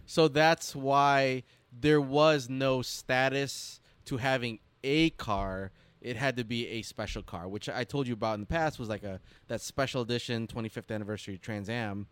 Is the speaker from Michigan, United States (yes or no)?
yes; Detroit, Michigan, United States; growing up in the Motor City